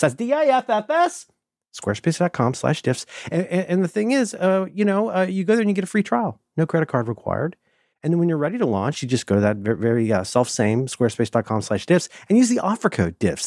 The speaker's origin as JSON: {"language": "English", "region": "Ohio", "country": "United States", "said": "I'm from Ohio"}